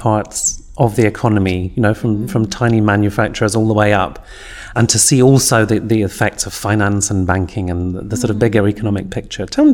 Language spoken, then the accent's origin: English; Scotland, United Kingdom; As a Scot